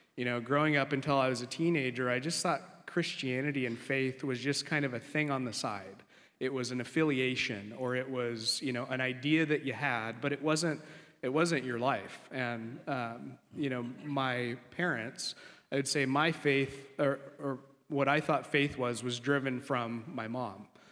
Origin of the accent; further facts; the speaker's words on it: Coeur d'Alene, Idaho, United States; moved away; grew up in Coeur d'Alene, Idaho, beautiful place.